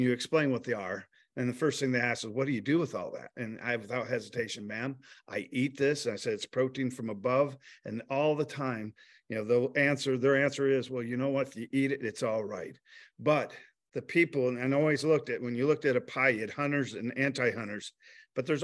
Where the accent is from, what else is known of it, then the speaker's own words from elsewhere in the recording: Michigan, United States; I grew up in Michigan